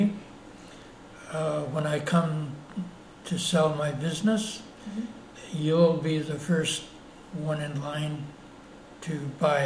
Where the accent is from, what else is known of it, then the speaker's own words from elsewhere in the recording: Palmerston, Ontario, Canada; moved away as an adult; also born or lived in Elmira, Ontario / Toronto; now in Sault Ste. Marie, Canada; I was born in Palmerston, Ontario.